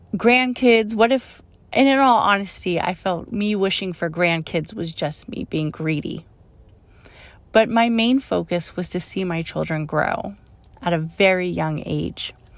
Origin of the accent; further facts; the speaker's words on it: Oakland, California, United States; I grew up in Oakland